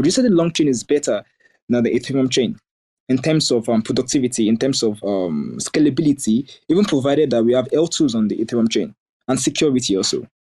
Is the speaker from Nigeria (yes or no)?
yes; Nigeria; I'm a Nigerian, we're respectful